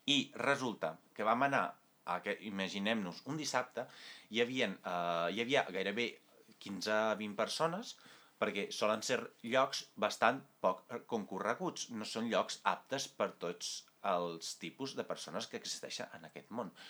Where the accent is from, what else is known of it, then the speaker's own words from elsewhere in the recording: Italy; Catalan is a second language; Ara m'estava confonent ja sabeu, sóc italià.